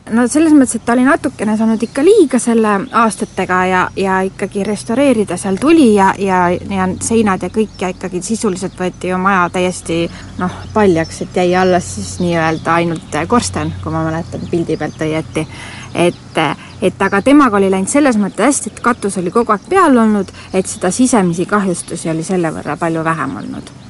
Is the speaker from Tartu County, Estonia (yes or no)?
yes; Nõo, Tartu County, Estonia; ma olen äh, siis Näost pärit siit lähedalt siis viis kilomeetrit ja juba väiksest peale olen siin pargis käinud